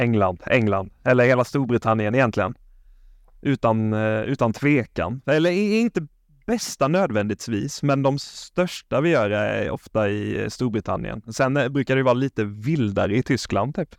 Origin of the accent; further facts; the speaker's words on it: Småland, Sweden; Jag är ju från Småland, som ni kanske hör, jag låter som mm. Chewbacca i koma